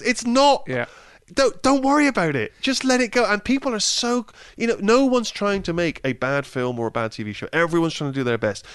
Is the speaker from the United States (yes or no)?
no; Bristol, South West England, United Kingdom; moved away; when I was growing up in Bristol